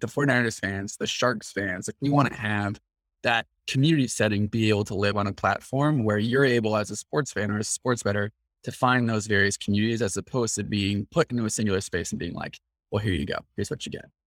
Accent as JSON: {"language": "English", "town": "Mill Valley", "region": "California", "country": "United States", "tie": "born or raised there", "said": "We grew up together in Mill Valley, again, which is a town just north of San Francisco."}